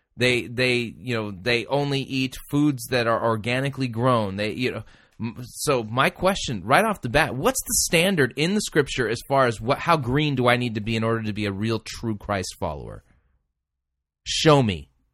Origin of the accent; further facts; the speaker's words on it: Southern California, United States; as a kid growing up in Southern California, having smog days